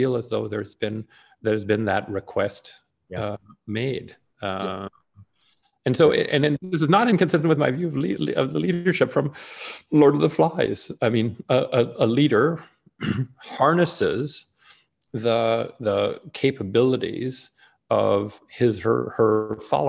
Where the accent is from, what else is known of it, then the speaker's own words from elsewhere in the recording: Canada; now in United States; I may be Canadian by birth. I'm both an American and a Canadian citizen at this point.